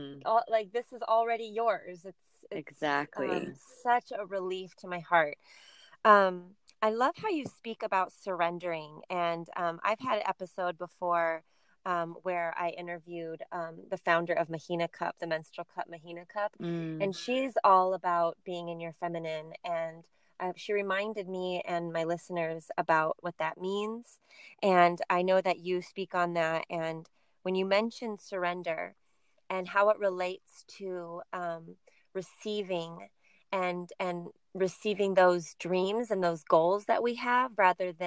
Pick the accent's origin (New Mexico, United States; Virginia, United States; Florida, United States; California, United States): California, United States; the culture that I grew up in California